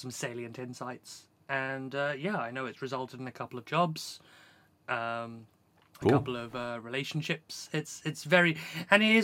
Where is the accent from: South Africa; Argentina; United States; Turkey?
South Africa; I grew up in South Africa